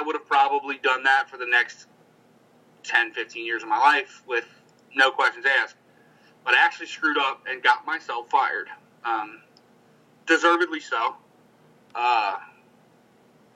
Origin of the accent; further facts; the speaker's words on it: Cincinnati, Ohio, United States; I'm from Cincinnati